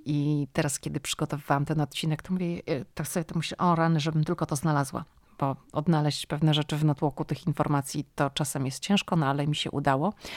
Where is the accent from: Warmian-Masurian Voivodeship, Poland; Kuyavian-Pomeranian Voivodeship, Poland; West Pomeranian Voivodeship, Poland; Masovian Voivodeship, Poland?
West Pomeranian Voivodeship, Poland; Szczecin; moved away as an adult; now in Washington, United States; dziewczyna ze Szczecina, która wylądowała w Waszyngtonie